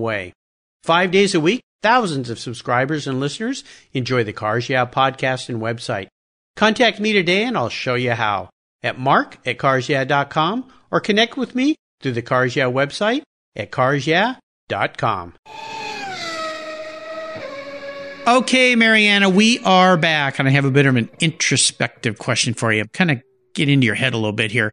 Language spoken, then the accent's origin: English; San Diego, California, United States; moved away as an adult; now in Pacific Northwest, United States; I grew up in Southern California down in the San Diego area